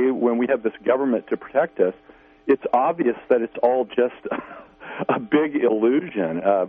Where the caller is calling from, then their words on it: Missouri, United States; from Missouri.